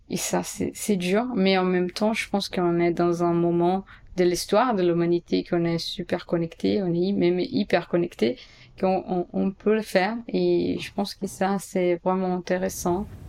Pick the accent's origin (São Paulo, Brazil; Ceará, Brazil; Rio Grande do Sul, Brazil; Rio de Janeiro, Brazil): São Paulo, Brazil; French is a second language; moved away as an adult; also born or lived in New York, United States; now in Paris, France; je suis brésilienne, blanche, des classes moyennes et je viens de Sao Paulo